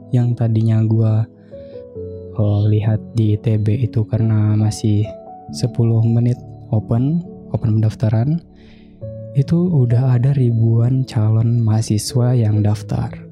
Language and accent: Indonesian; Bintan, Riau Islands, Indonesia; asal kota gue itu di Bintan, Kepulauan Riau. Dulu tuh gue SD sampai, lebih tepatnya uh, eh, gue dari lahir sampai gue gedenya juga di sana. Jadi bisa dibilang gue orang asli Bintan dan gue bersuku Melayu.